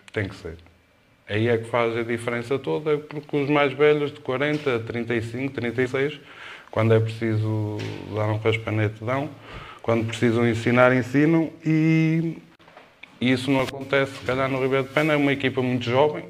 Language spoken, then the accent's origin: Portuguese; Cerva, Norte, Portugal; eu sou de Serba, eh, comecei nas camadas jovens